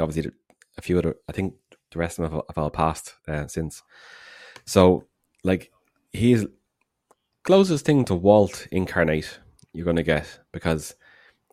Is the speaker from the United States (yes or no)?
no; Ireland